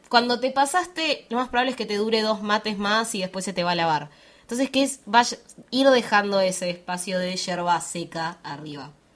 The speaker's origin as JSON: {"language": "Spanish", "town": "Bariloche", "region": "Río Negro", "country": "Argentina", "said": "yo soy de Bariloche, soy de Patagonia, Argentina"}